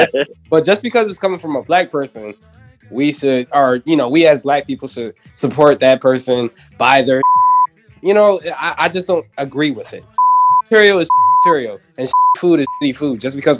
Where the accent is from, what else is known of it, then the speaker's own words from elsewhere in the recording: Ghana; You know, I'm Ghanaian, so I'm black.